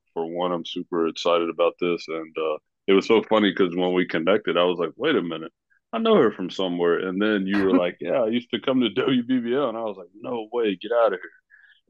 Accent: Knoxville, Tennessee, United States; also born or lived in Maryville; I'm originally from here in Knoxville, Tennessee. I was born in Maryville, Tennessee, but my parents and my family, we ended up moving to Knoxville, Tennessee.

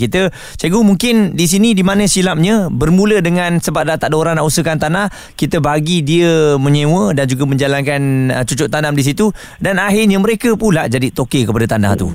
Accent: Malaysia; kita sendirilah sebagai rakyat Malaysia

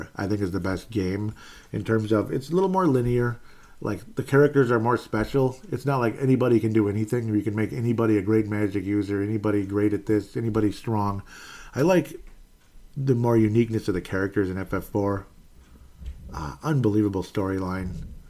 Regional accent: Canada; You know, being a Canadian, and unfortunately, I think I ruined that because he doesn't say it anymore.

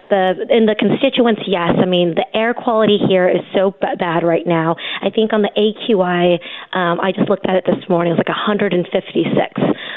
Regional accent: California, United States; I grew up here in the Central Valley. I went to college at Stanford. I ended up coming back to the Valley to work with my brothers to create jobs here in the Valley.

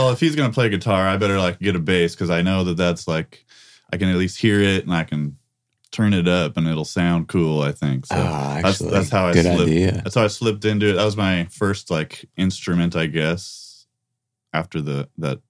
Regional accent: San Diego, California, United States; moved away as an adult; also born or lived in Los Angeles, California; now in Indiana, United States; I'm originally from San Diego, was in L.A. quite a while

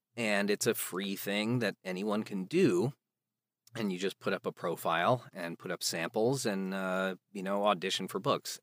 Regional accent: outside Chicago, Illinois, United States; there was a children's theater group in my town that I grew up in outside Chicago

